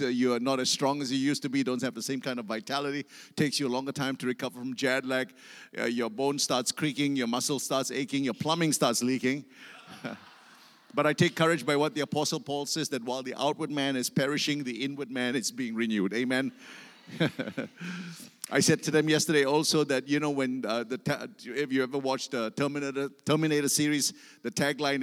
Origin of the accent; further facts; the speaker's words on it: Singapore; I come from Singapore